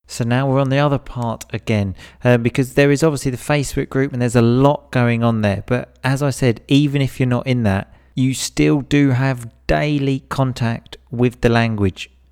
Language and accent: English; England, United Kingdom; I'm definitely English. I definitely come from England